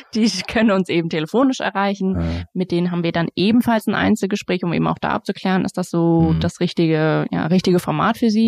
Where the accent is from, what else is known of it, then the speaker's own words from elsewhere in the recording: Frankfurt, Hesse, Germany; now in Darmstadt, Germany; bin in Frankfurt groß geworden